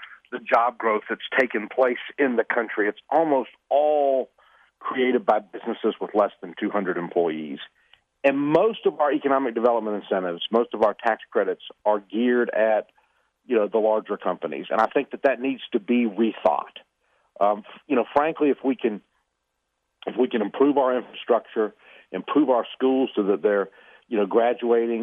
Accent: Atlanta, Georgia, United States; I grew up here in Atlanta, went to public schools in DeKalb County, graduated from the University of Georgia

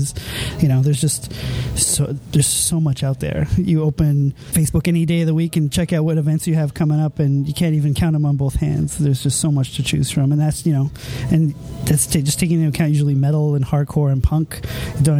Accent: Montreal, Quebec, Canada; I was from Montreal and I'm heading home

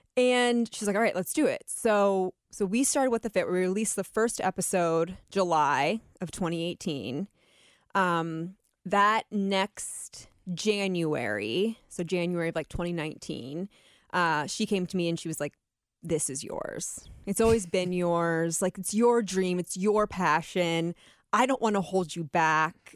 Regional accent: Atlantic City, New Jersey, United States; I was born in Atlantic City

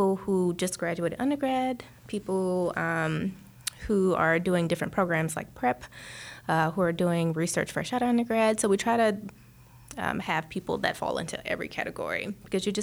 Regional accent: Atlanta, Georgia, United States; moved away as an adult; I'm from Atlanta. I just moved here

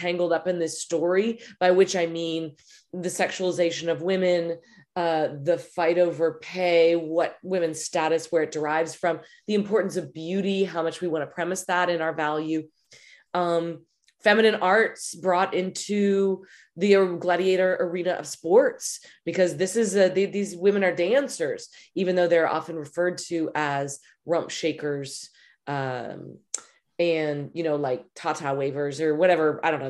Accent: Texas, United States; I grew up in Texas with a complete allergy to sports, never participated.

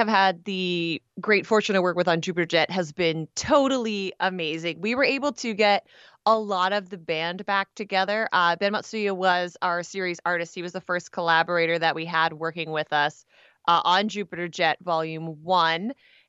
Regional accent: Canada; I'm Canadian. I can't help myself.

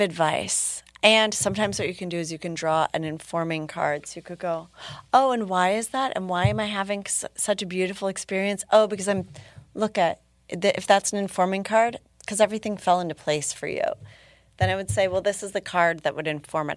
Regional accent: Minneapolis, Minnesota, United States; my hometown

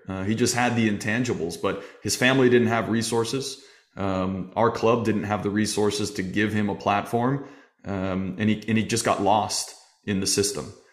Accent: Arizona, United States; growing up in Arizona, we had a small league

